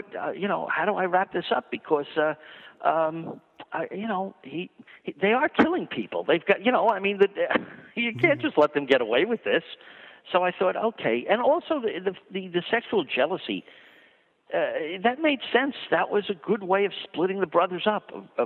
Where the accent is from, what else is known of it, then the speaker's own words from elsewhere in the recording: Long Island, New York, United States; I grew up on 42nd Street as much as I grew up on Long Island.